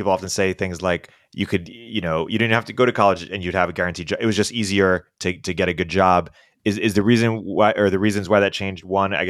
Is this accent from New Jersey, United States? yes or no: yes; New Jersey, United States; moved away; also born or lived in Michigan; I'm from New Jersey.